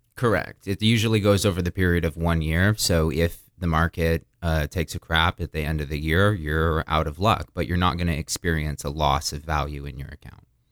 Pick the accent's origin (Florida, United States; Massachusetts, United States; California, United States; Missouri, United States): Florida, United States; also born or lived in Burlington, Vermont / Boston; I was born in Burlington, Vermont. Um, I spent very little of my life up there, rather immediately moved down to Florida. Um, I've spent most of my life in Florida.